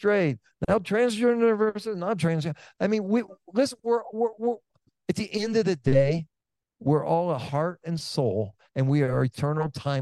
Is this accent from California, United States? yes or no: yes; Oakland, California, United States; I'm from Oakland, California